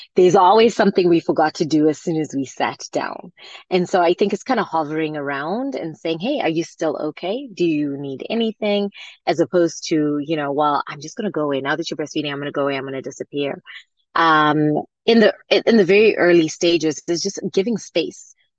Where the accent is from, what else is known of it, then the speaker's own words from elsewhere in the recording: Zimbabwe; moved away; I grew up in Zimbabwe